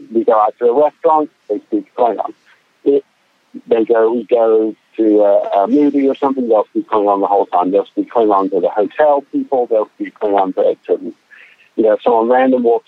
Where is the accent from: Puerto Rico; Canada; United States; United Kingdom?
United Kingdom; England; moved away; I'm originally from England, and so I grew up watching shows like Mr. Bean and Blackadder